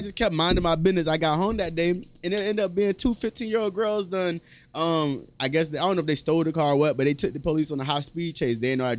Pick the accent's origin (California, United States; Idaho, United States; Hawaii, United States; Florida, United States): Florida, United States; Naples; You know, I'm from Naples.